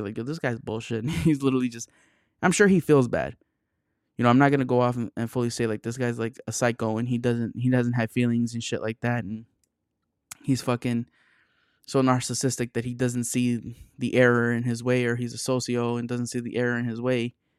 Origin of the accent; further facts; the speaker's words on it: Chicago area, Illinois, United States; I'm from the Chicago area, but I'm not from Chicago